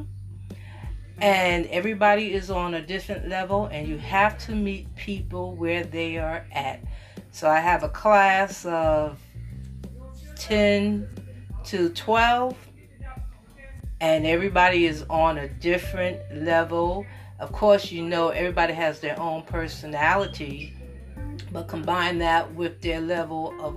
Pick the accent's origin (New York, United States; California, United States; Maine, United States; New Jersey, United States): New York, United States; now in Orangeburg, United States; originally I'm from New York. I currently live here in Orangeburg.